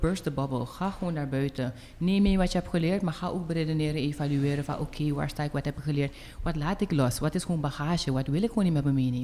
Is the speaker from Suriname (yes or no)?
yes; Suriname; moved away as an adult; ik ben geboren en getogen in Suriname